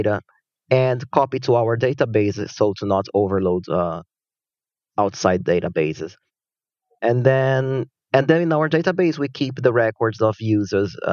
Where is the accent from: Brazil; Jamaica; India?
Brazil; moved away as an adult; now in Kyoto, Japan; I'm originally from Brazil, but I live in Japan now. Actually, I've been in Japan since I started my undergrad studies